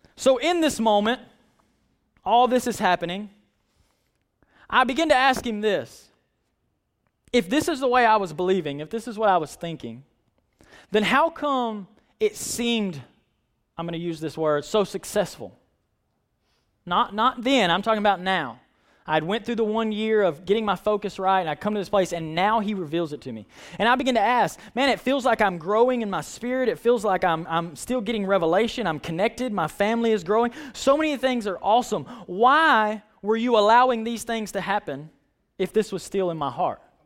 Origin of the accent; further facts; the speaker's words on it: United States; I'm American.